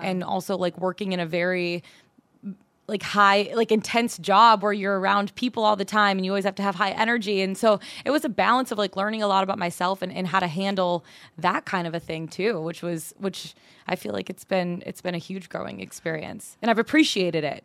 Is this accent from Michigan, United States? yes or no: yes; Auburn Hills, Michigan, United States; moved away as an adult; also born or lived in Denver; now in Atlanta, United States; I grew up born and raised a little bit north of Detroit. Actually, Auburn Hills where the Pistons used to play.